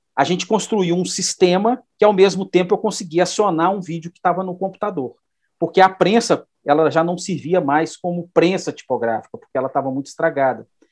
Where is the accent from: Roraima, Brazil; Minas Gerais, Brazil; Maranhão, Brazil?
Minas Gerais, Brazil; Belo Horizonte; also born or lived in Araguari; eu sou aqui de Belo Horizonte, né, é, moro aqui, na verdade, nasci em Araguari, em Triângulo Mineiro, mas moro em Belo Horizonte desde de menino